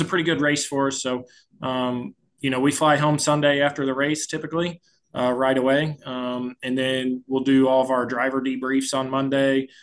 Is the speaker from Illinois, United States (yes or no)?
no; St. Louis, Missouri, United States; growing up in St. Louis